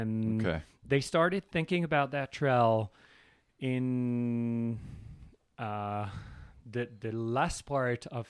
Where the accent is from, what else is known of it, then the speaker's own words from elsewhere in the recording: France; I'm from France